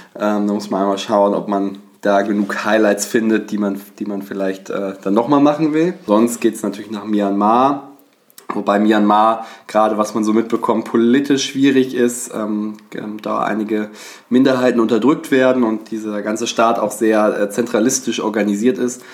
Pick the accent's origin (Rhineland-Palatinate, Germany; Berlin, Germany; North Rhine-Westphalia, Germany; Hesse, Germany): North Rhine-Westphalia, Germany; Bonn; now in Hamburg, Germany; komme eigentlich aus Bonn, bin nach Hamburg gezogen.